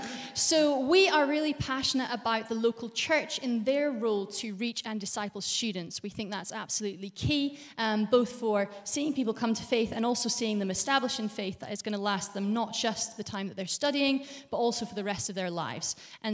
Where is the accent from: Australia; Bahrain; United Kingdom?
Bahrain; born there; also born or lived in Saudi Arabia; I was born in Bahrain because my parents were missionaries, so spent some of my childhood in Saudi Arabia as well.